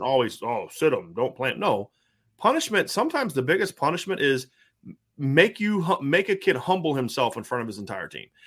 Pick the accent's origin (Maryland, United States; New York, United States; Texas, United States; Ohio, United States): Ohio, United States; Lima; born or raised there; now in Indiana, United States